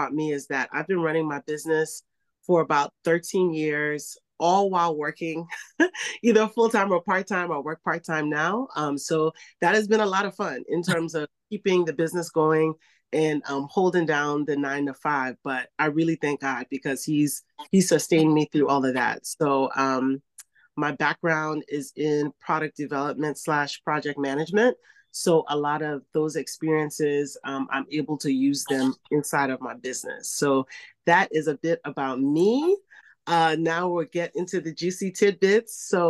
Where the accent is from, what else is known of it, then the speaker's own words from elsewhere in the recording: Liberia; now in United States; And I got into the business because when I moved to the States from Liberia, I just saw a lot of negative perceptions and stereotypes about what it meant to be African, West African, and I didn't like it.